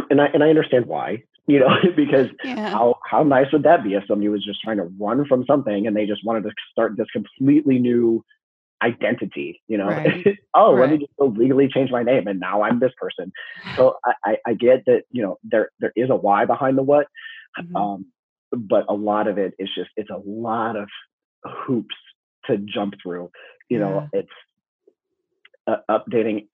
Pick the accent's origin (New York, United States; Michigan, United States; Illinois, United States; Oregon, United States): Illinois, United States; Chicago; also born or lived in Highland Park, Illinois; now in Florida, United States; I live in Florida, I was born in Highland Park. So, you know, born and raised in Chicago